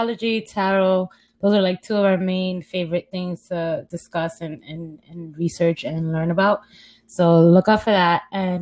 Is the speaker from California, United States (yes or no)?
no; New York City, New York, United States; I grew up in Harlem, still live in Harlem, pretty much a Harlem girl.